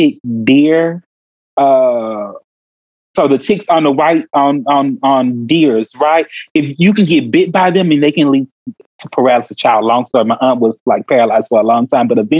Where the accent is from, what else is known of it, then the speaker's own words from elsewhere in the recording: Houston, Texas, United States; I grew up in South Park, Houston, Texas